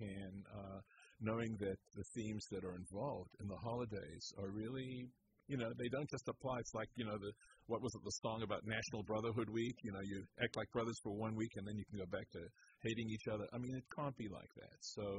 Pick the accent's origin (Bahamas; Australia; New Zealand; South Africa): South Africa; Durban, KwaZulu-Natal; moved away as an adult; also born or lived in Connecticut; I was born in Connecticut, and as a baby, my dad, who was a rabbi, took a job in Durban, South Africa. That's where I got my public schooling and got through my BA, then came back to Cincinnati